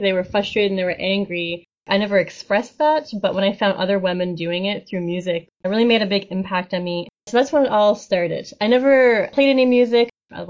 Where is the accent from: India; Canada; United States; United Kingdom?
Canada; St. John's, Newfoundland and Labrador; I was born in St. John's, Newfoundland, and lived here for most of my life.